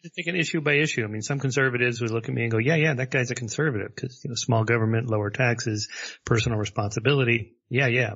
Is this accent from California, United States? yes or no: yes; La Crescenta, California, United States; I was raised in La Crescenta area and, uh, sort of a suburb of Los Angeles